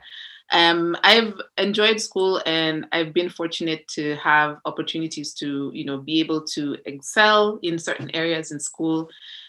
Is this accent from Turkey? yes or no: no; Nairobi, Kenya; moved away as an adult; I grew up in Nairobi, which is a very, you know, it's a very multicultural city